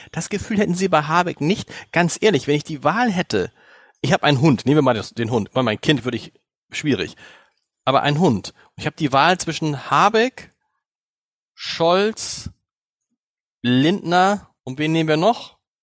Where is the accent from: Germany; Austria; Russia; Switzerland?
Germany; uns denn da hier als Deutsche